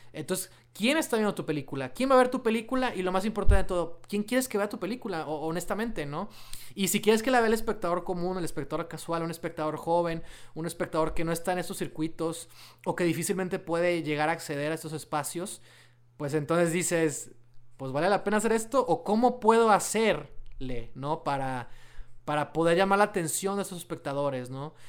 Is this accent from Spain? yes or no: no; Mexico; somos mexicanos